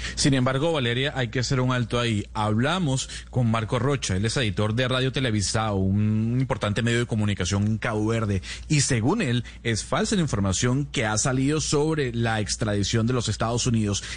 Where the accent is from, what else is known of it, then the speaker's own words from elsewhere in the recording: Venezuela; como venezolano